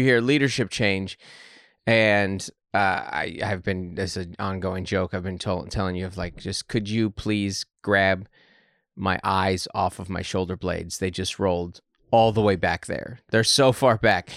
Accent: Seattle, Washington, United States; moved away as an adult; now in San Diego, United States; growing up in Washington

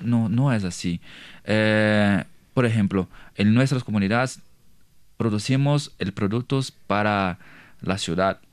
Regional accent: Brazil; Spanish is a second language; yo soy de una comunidad indígena de, de, pueblo Terena, que está cerquita de Paraguay y Bolivia

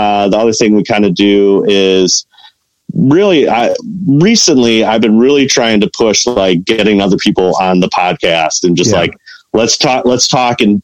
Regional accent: Chicago, Illinois, United States; I'm from Chicago

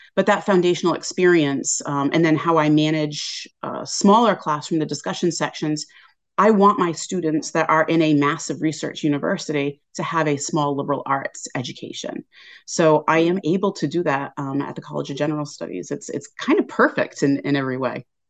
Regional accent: Westport, Massachusetts, United States; moved away as an adult; also born or lived in England; from about twenty minutes away in Westport, Mass

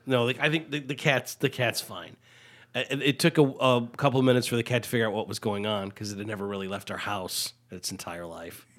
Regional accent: United States; I was from the Quad Cities

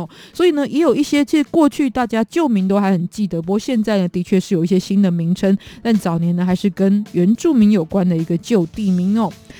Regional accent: Kaohsiung, Taiwan; 再来是我的故乡高雄哦。

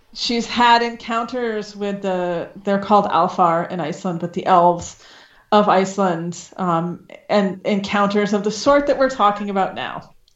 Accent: Maine, United States; I'm from Maine originally

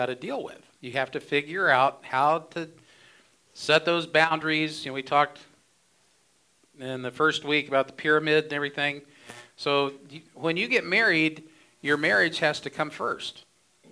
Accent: Ohio, United States; now in Phoenix, United States; I grew up in Ohio. I didn't know any better until I came to Phoenix

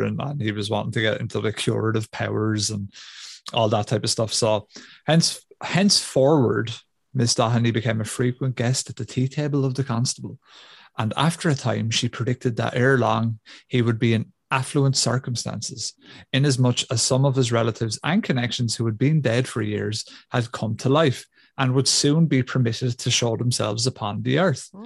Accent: Ireland; being Irish

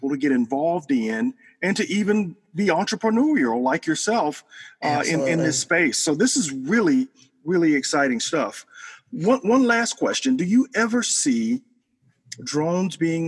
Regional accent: Selma, Alabama, United States; My hometown of Selma

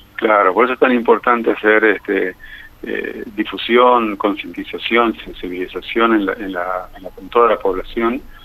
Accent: Tucumán, Argentina; Y en Tucumán, de donde yo soy también

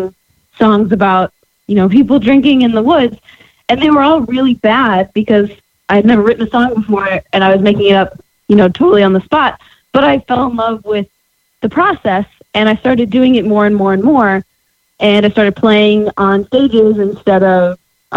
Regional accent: Farmington, Connecticut, United States; moved away as an adult; also born or lived in Boston; now in Nashville, United States; I'm from Farmington.

